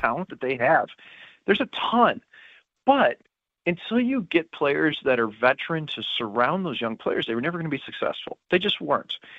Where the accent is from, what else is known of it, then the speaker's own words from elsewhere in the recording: St. Louis, Missouri, United States; I'm from St. Louis